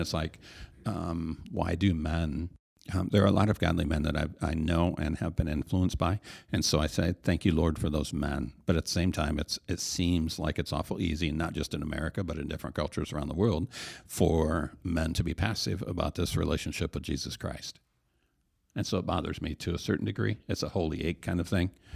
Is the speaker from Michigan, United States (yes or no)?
yes; Hastings, Michigan, United States; I grew up here in the Hastings area